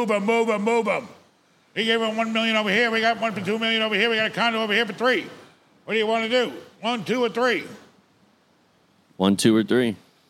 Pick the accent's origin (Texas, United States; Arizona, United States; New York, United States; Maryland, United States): New York, United States; New York City; I'm from Far Rockaway.